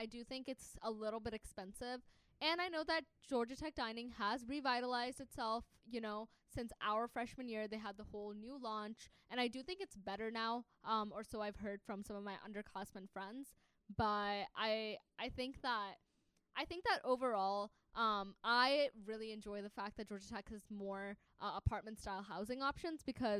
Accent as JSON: {"language": "English", "country": "Pakistan", "second_language": "English", "said": "I'm from Pakistan, so I cook them Pakistani food."}